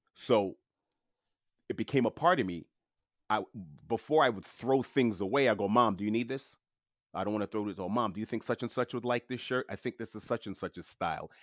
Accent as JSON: {"language": "English", "town": "New York City", "region": "New York", "country": "United States", "tie": "born or raised there", "first_language": "French", "second_language": "English", "said": "I was born and raised in, uh, Queens, New York, in New York City"}